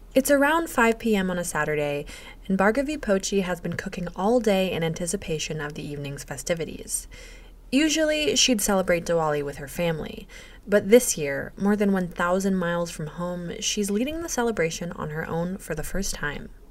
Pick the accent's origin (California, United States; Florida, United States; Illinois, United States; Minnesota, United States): Florida, United States; Miami; moved away as an adult; now in Sitka, United States; I'm from Miami, Florida. I moved here four months ago